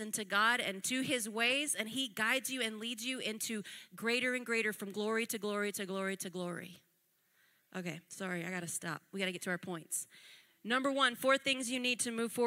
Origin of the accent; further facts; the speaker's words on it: United States; I'm American